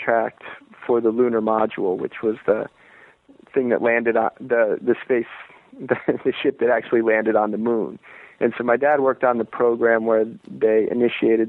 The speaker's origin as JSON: {"language": "English", "town": "Merritt Island", "region": "Florida", "country": "United States", "tie": "born or raised there", "moved": "yes", "said": "I'm originally from Florida. I'm from this strange little town on the east coast of Florida called Merritt Island"}